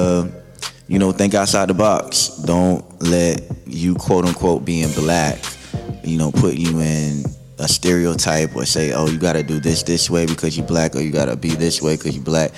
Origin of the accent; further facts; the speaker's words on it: South Carolina, United States; moved away as an adult; now in Humboldt County, United States; I'm originally from Utahville, South Carolina, born and raised